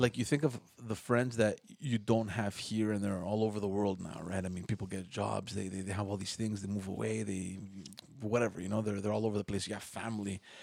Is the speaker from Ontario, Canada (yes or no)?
no; Montreal, Quebec, Canada; we're all born and raised in Park X.